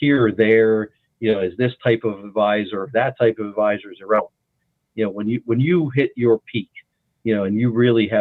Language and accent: English; West Virginia, United States; I'm from West Virginia